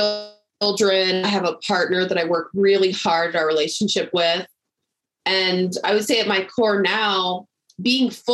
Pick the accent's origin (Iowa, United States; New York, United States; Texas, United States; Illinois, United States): Texas, United States; I grew up in Texas